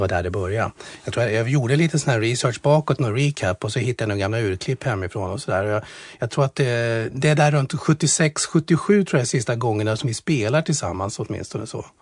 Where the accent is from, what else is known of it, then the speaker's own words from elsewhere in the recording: Strängnäs, Södermanland, Sweden; vi är uppvuxna i Strängnäs båda två